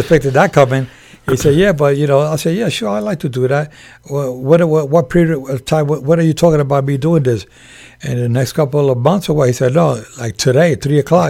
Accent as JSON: {"language": "English", "region": "New York", "country": "United States", "tie": "born or raised there", "also_born_or_lived": "Puerto Rico", "moved": "as an adult", "lives_now": "Las Vegas, United States", "said": "born and raised in Spanish Harlem in New York"}